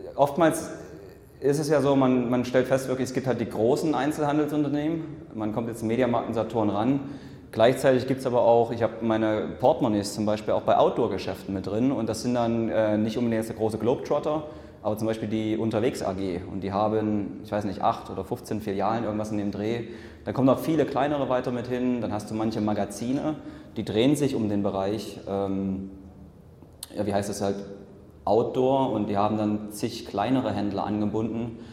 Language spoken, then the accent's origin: German; Leipzig, Saxony, Germany; moved away as an adult; haben erstmal wieder ein Jahr in Leipzig gelebt, das ist so meine Heimat